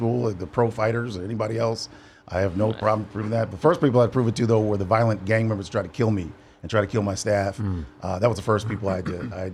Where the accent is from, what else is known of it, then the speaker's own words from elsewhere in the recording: Ann Arbor, Michigan, United States; I'm from Ann Arbor, which is a college town where University of Michigan is